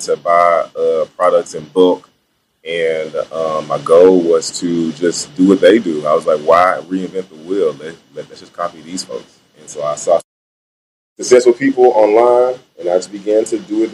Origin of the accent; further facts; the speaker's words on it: Memphis, Tennessee, United States; Born and raised in Memphis from this little community called Coeur d'Alene